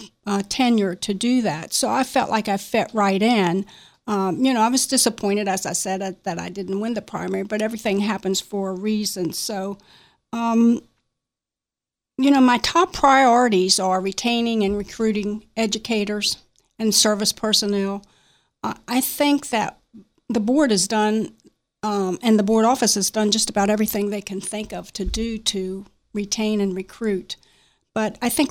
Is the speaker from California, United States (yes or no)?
no; Martinsburg, West Virginia, United States; I was born and raised in Berkeley County, Martinsburg